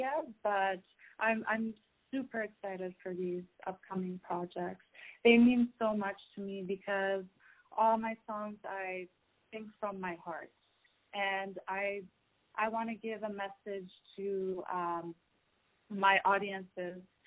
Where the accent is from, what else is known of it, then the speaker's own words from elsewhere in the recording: Toronto, Ontario, Canada; I'm from Toronto, Canada. I have a Middle Eastern background